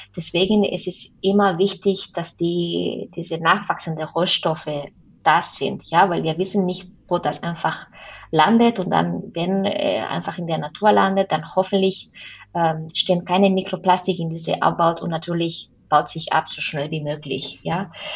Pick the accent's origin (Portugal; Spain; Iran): Spain; German is a second language; moved away; ich komme ja aus Spanien